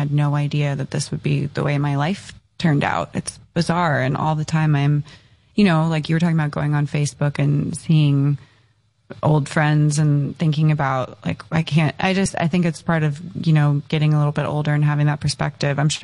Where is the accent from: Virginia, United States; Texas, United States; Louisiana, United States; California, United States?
California, United States; Encinitas; I grew up in Encinitas in San Diego